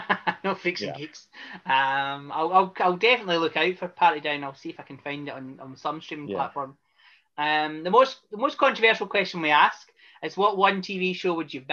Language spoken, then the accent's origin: English; Scotland, United Kingdom; And obviously, I'm from Scotland